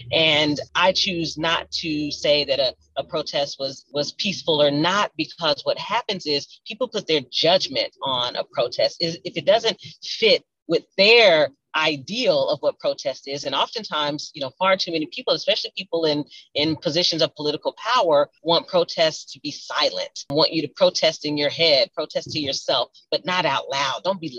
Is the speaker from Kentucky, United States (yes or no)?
yes; Louisville, Kentucky, United States; And so I am deeply honored and blessed to be someone who was born and raised in Louisville